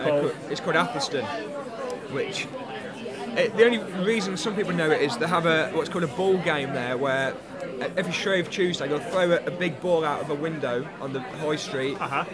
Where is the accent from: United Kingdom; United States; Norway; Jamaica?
United Kingdom; Midlands; I'm from the Midlands, so I live near Coventry, which is right in the middle of the country.